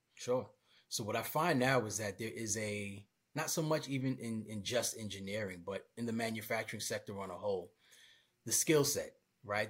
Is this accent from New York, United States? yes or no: yes; Brooklyn, New York, United States; moved away; I'm originally from Brooklyn, New York